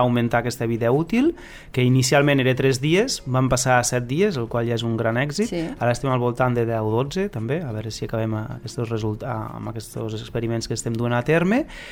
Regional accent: Lleida, Catalonia, Spain; si som de Lleida

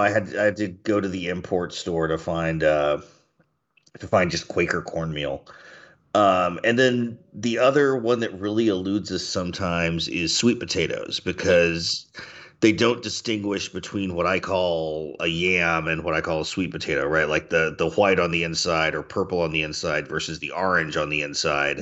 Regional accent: Mississippi, United States; we eat a lot of rice in Mississippi too

